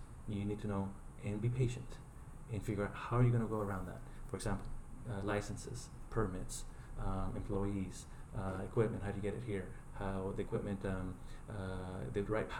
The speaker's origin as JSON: {"language": "English", "country": "Chile", "second_language": "English", "moved": "yes", "lives_now": "United States", "said": "I'm from Chile"}